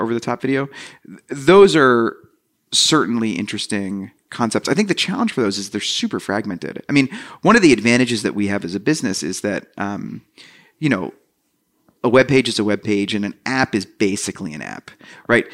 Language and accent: English; New Jersey, United States; I grew up in New Jersey